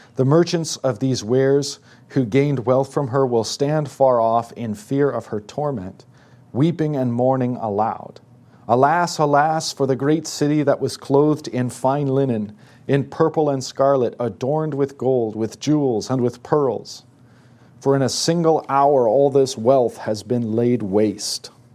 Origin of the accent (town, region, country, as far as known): United States